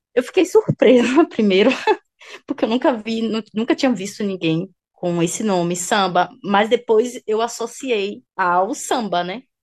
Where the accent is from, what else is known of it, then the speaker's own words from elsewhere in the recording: Brazil; sendo brasileira